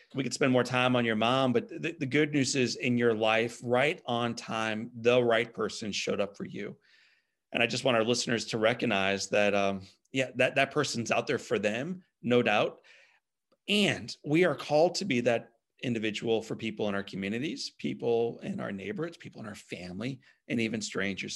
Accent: Midwest, United States; I grew up in the Midwest

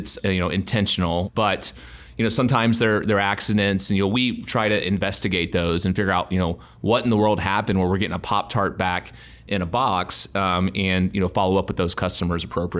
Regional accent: Texas, United States; I grew up in an extremely competitive environment of growing up in Texas.

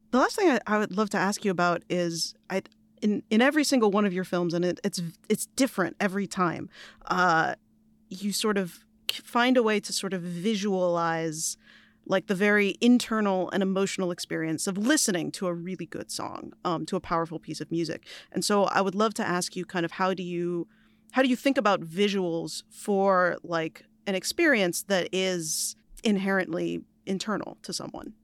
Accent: New York, United States; As a New Yorker

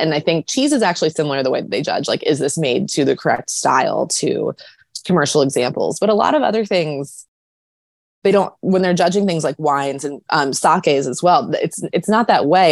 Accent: United States; I'm too American

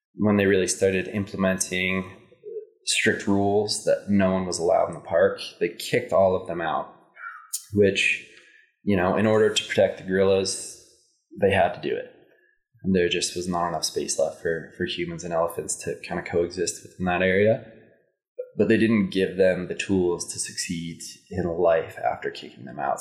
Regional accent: Indian Hills, Colorado, United States; I grew up in Indian Hills, Colorado

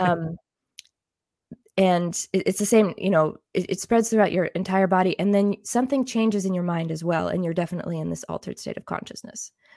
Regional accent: Illinois, United States; moved away as an adult; also born or lived in Germany; now in Switzerland; I'm actually from the United States. I grew up in Illinois

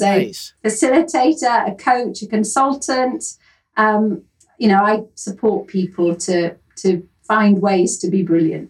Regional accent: Yorkshire and the Humber, United Kingdom; accent: Yorkshire; But originally I come from Yorkshire in the north of England, which is really where my heart is. Sorry, Kent.

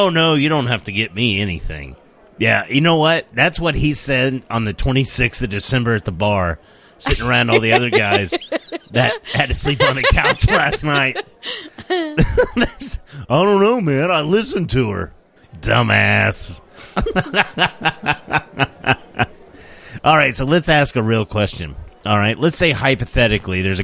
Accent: United States; we're American

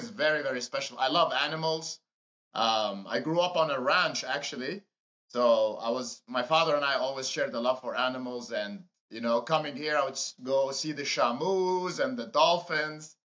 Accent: Amman, Amman Governorate, Jordan; moved away as an adult; now in United States; So I was born in Jordan, in Amman, Jordan

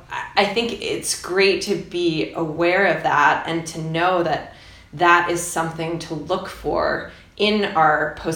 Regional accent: Bozeman, Montana, United States; my hometown of Bozeman

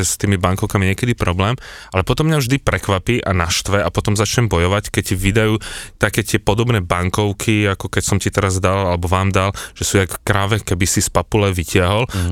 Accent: Slovakia; som povedal, že zo Slovenska

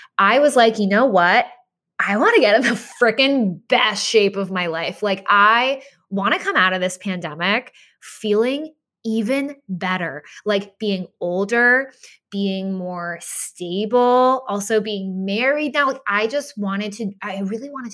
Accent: Boston, Massachusetts, United States; moved away; I grew up in Boston

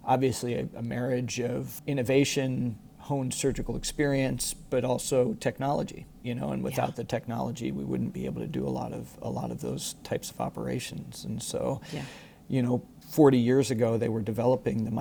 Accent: Iowa, United States; moved away as an adult; also born or lived in Dublin, Ireland / Rochester, Minnesota / Houston, Texas; I was born and raised in Iowa

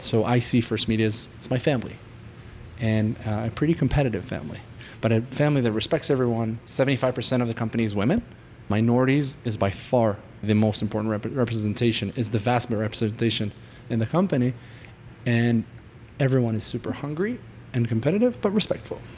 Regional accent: Israel; moved away as an adult; now in United States; I was born and raised in Israel. I moved to the US about four years ago

